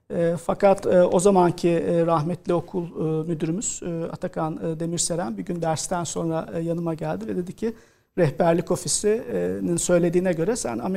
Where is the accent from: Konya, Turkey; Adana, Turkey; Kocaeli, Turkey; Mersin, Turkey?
Kocaeli, Turkey; İzmit; aslında ee, Anadolu Lisesi'ne e, İzmit'te doğup büyüdüğüm yerde Kocaeli Anadolu Lisesi'ne kazanabilirsem e, devam etmeyi planlıyordum.